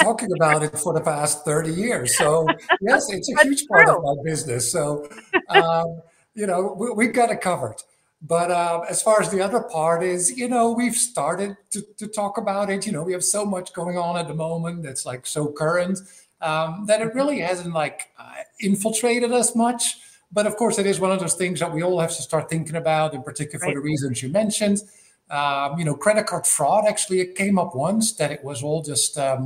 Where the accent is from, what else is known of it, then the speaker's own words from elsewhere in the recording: Netherlands; moved away as an adult; now in Atlanta, United States; Netherlands. Born, raised, educated.